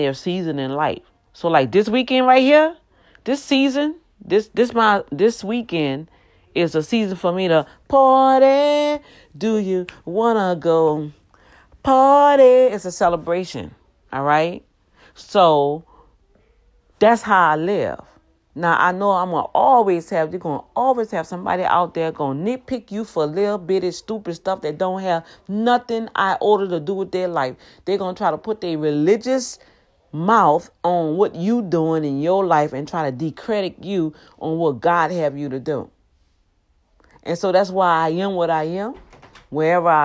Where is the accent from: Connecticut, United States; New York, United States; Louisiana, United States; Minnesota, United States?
Louisiana, United States; New Orleans; moved away; I grew up here in Louisiana on the West Bank, the best bank